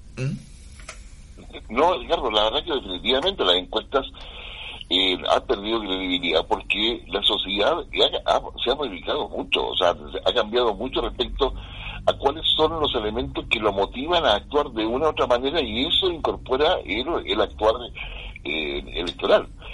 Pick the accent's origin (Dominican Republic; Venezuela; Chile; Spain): Chile; acá en, América Latina y particularmente en Chile, por nuestra cultura, nuestra idiosincrasia